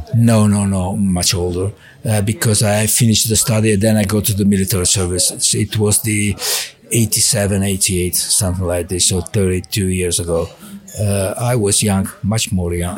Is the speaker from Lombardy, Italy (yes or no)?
yes; Milan, Lombardy, Italy; English is a second language; moved away as an adult; also born or lived in Monza; now in Faenza, Italy; I was born in Milano. So I, I, lived in Milano 30 years.